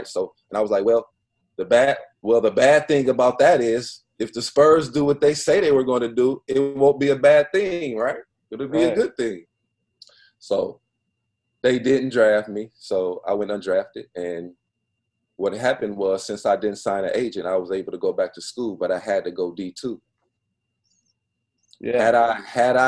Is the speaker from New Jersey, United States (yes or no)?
no; Flint, Michigan, United States; moved away as an adult; I'm from Flint